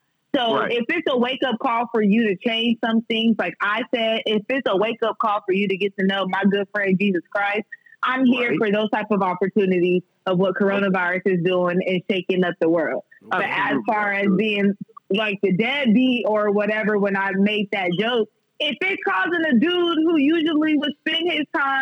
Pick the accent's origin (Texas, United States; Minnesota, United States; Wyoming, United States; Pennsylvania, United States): Texas, United States; now in Lafayette, United States; I'm originally from Texas